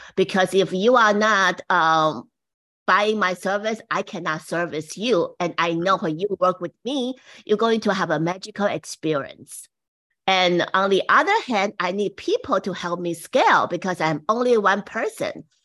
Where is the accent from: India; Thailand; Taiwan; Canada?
Taiwan; now in United States; I came from Taiwan, and my mom was the very first woman brush it, say, the boutique to Taiwan in the sixties